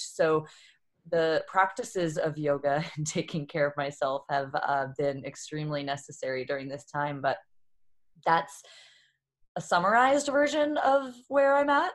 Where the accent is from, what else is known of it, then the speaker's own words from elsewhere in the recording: Boston, Massachusetts, United States; moved away as an adult; now in San Diego, United States; I was born and raised in Boston and moved when I was twenty-four out to San Diego